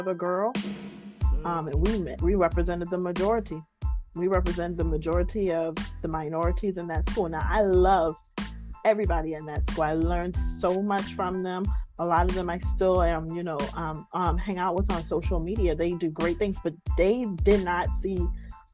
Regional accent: United States; I'm from the kingdom before I associate with myself that I'm from America

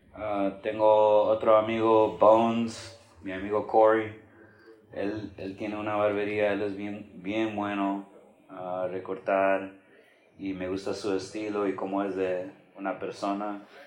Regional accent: Florida, United States; also born or lived in Chicago, Illinois / Tampa area; Yo nací en Chicago, pero nomás viví ahí hasta los 8 años, 9 años. Y entonces nos movimos para acá a Florida y mis papás encontraron casa en St. y desde chiquito viví

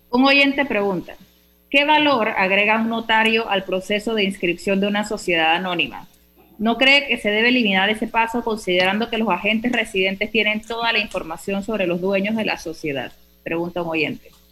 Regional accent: Panama; nuestro país

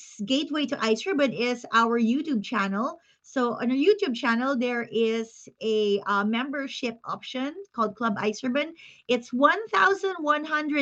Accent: Philippines; moved away as an adult; also born or lived in China; now in Japan; the Filipino experience of growing up in our own country and then going into another country

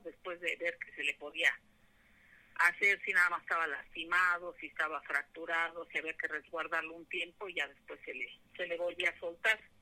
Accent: Aragón, edge of Mexico City, Mexico; also born or lived in Porlindarista; nosotros nos mudamos de, de Porlindarista hacia acá, Aragón, en la orilla de, de Ciudad de México

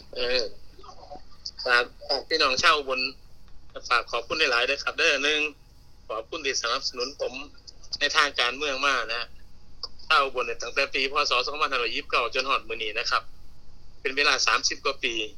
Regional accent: Phibun Mangsahan, Ubon Ratchathani, Thailand; ดีใจที่เป็นคนเกิดที่พิบูลมังสาหารนะ

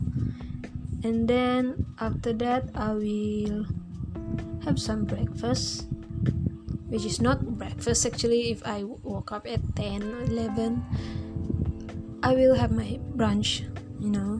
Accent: Sabah, Malaysia; moved away as an adult; also born or lived in Tanjung Malim; I just got back here in my hometown in Sabah

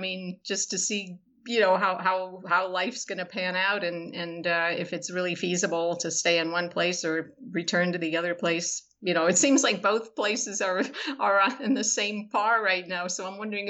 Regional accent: Florida, United States; also born or lived in California; No, I'm from everywhere, which is sort of interesting because of my new book, Florida Gothic, but I actually grew up in South Florida. I lived in California, Southern California, the LA area.

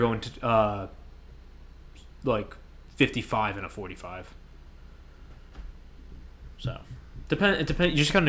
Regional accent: Middletown, United States; obviously I'm from Middletown

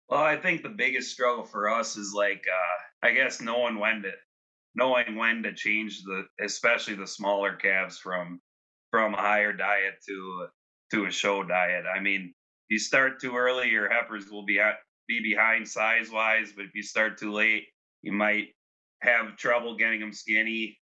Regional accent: Fond du Lac, Wisconsin, United States; moved away as an adult; now in Tulare, United States; I grew up in Fond du Lac, Wisconsin.

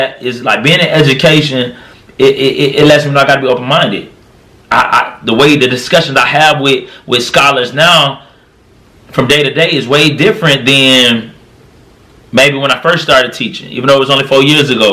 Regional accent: Florida, United States; now in Tennessee, United States; I live in Tennessee, but I was raised in Florida

